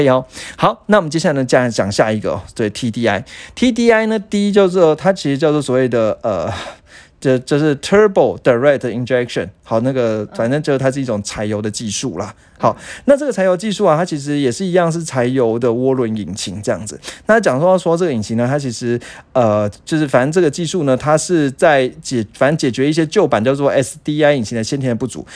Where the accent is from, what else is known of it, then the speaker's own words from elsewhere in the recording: Taiwan; 我们台湾人勤俭持家的风格